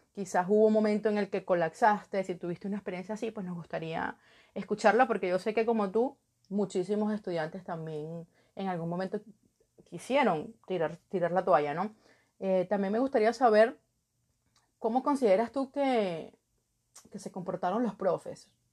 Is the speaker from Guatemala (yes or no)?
no; Venezuela; en mi país, en Venezuela